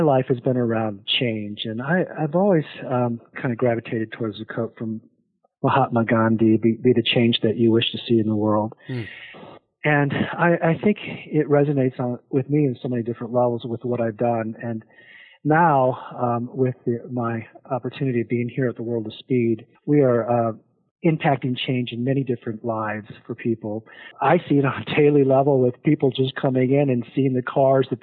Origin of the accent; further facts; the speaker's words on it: South Dakota, United States; moved away as an adult; also born or lived in Arizona; now in Portland, United States; I am a product of South Dakota. Growing up in South Dakota